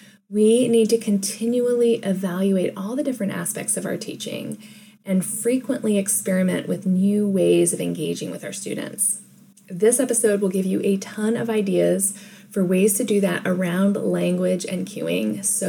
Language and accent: English; Hawaii, United States; also born or lived in Japan; I was born in Japan, and my mother spoke French to me, my father spoke Dutch to me, and they spoke English to each other. By the time we moved to Hawaii, which was around my fifth birthday